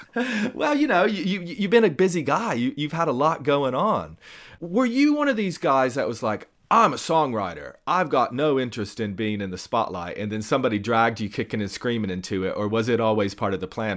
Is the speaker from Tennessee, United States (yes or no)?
yes; Tennessee, United States; I grew up in Tennessee